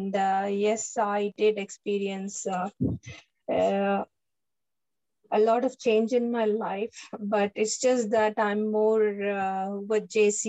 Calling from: Melbourne, Victoria, Australia; here from Melbourne.

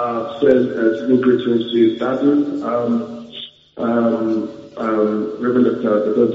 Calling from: Leeds, Yorkshire and the Humber, United Kingdom; I'm calling from Leeds in the UK.

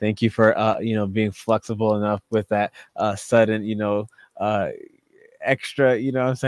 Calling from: Massachusetts, United States; And we're both calling from Massachusetts.

